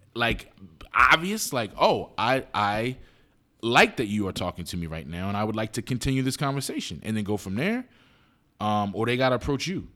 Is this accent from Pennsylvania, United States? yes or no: yes; Philadelphia, Pennsylvania, United States; I grew up in West Philly